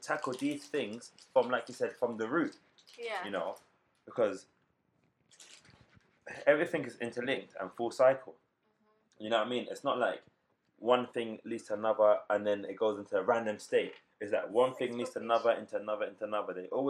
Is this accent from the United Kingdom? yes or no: yes; London, United Kingdom; interesting, because we're proper born and bred London. Like, it's a unique experience to be born and raised in London.